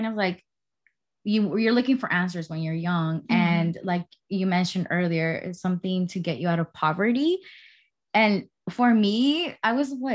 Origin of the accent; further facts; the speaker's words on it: Oaxaca, Mexico; moved away; I was raised in Oaxaca, Mexico, with my family and my siblings.